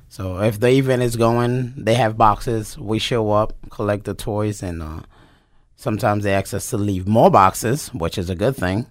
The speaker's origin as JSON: {"language": "English", "town": "New York City", "region": "New York", "country": "United States", "also_born_or_lived": "Japan / North Carolina / South Carolina", "moved": "as an adult", "lives_now": "Wyoming, Pennsylvania, United States", "said": "I am from New York City"}